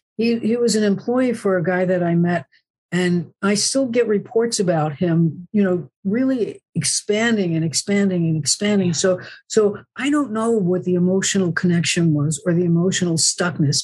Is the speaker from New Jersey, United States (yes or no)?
yes; New Jersey, United States; moved away as an adult; also born or lived in Bronx, New York / Woodstock / San Francisco; now in Southern California, United States; I was born in the Bronx, New York, and I grew up in New Jersey